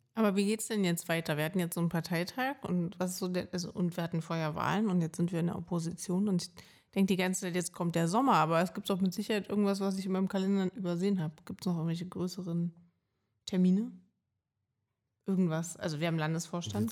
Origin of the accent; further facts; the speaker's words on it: Berlin, Germany; Ich bin halt Berlinerin